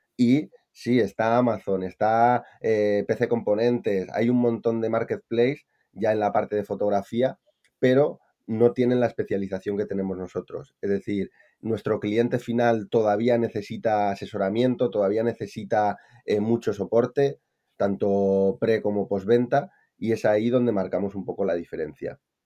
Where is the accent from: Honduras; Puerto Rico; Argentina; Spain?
Spain; Palencia, Castile and León; moved away as an adult; also born or lived in Valencia; Yo soy de Palencia con P y me fui a Valencia